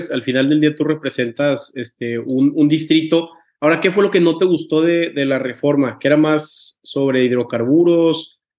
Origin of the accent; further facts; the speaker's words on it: Tampico, Tamaulipas, Mexico; yo soy de Tampico, que también es costa, entonces es gente muy, muy tranquila, ¿no?